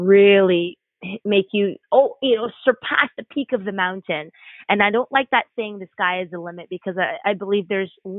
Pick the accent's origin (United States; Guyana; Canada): Canada; growing up in this gorgeous nation, this blessed nation of Canada